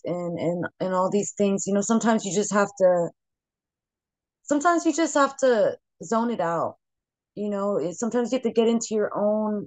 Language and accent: English; Bay Area, California, United States; the freaking legends that I grew up listening to in the Bay Area